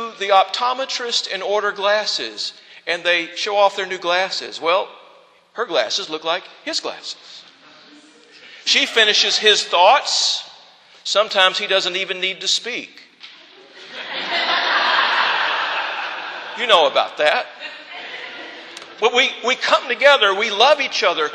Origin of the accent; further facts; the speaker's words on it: the South, United States; accent: southern; first language English; I wanted to be born in the United States of America, or that I wanted to speak English as my first language, or that I would want to take on the accent of the southern states